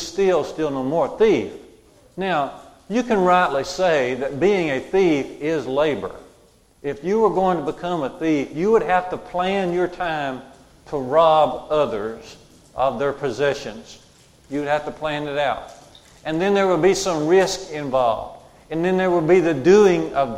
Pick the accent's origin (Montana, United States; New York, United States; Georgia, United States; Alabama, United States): Alabama, United States; Jasper; When I was in junior college in my hometown of Jasper